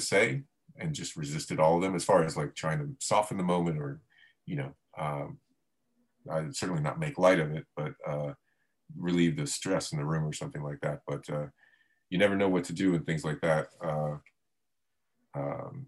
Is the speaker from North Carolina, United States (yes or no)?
no; Florida, United States; moved away; also born or lived in Miami; I was born in Miami and grew up in Florida, but I didn't become a Floridian until I left.